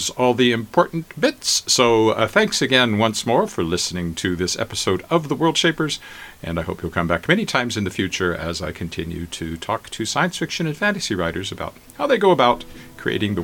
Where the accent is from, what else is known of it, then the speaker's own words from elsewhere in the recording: Regina, Saskatchewan, Canada; my hometown of Regina